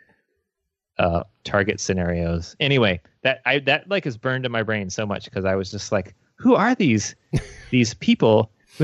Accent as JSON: {"language": "English", "region": "Midwest", "country": "United States", "said": "We're from the Midwest"}